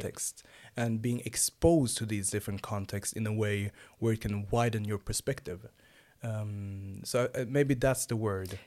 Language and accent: English; Sweden; also born or lived in Nynäshamn; I'm born and raised here in Sweden. I have origins from Rwanda and Uganda.